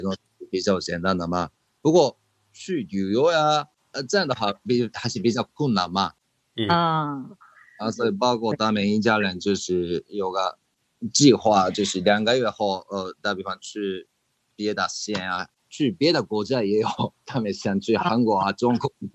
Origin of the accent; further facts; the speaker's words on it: Japan; Chinese is a second language; 就是我们日本人喜欢吃生鱼片嘛